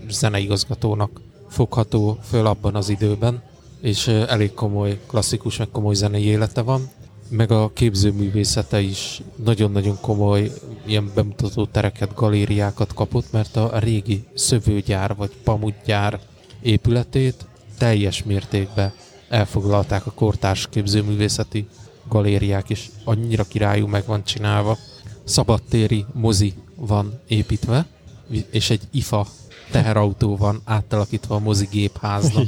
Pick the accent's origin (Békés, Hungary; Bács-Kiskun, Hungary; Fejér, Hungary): Fejér, Hungary; Székesfehérvár; van otthon Fehérváron